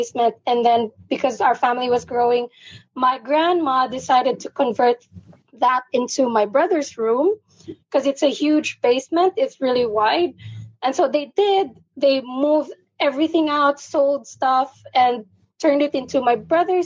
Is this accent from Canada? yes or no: no; Philippines; I'm from the Philippines. it's nine in the morning here